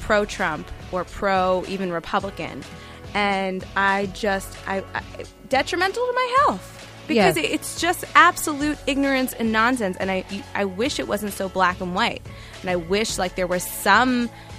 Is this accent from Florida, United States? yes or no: no; New York City, New York, United States; I grew up in Bensonhurst